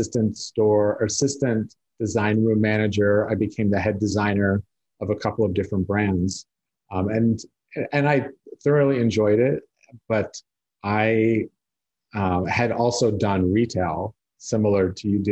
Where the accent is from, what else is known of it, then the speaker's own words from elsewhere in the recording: South Lake Tahoe, California, United States; I grew up in South Lake Tahoe, which is a very small